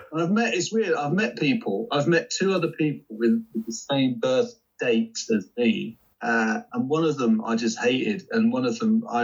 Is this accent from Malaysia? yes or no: no; London, United Kingdom; I'm from the East End of London, so